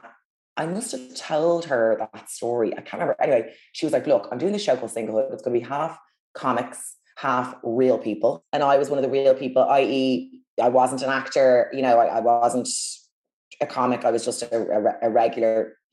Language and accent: English; Ireland; we're Irish.